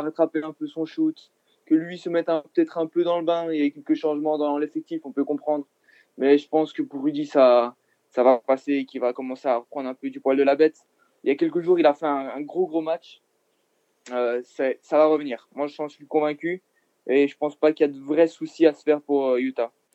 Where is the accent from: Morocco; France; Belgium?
Belgium; je suis belge